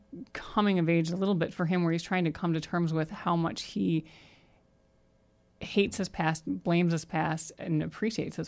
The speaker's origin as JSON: {"language": "English", "region": "Ohio", "country": "United States", "tie": "born or raised there", "said": "a lot of people that I grew up with in Ohio"}